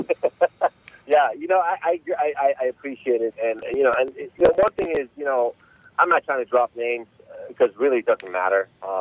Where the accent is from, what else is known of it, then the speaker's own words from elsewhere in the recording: Los Angeles, California, United States; So I grew up in Los Angeles, California, since about 1983. My parents immigrated to the States back in the early 80s, and that's where I grew up.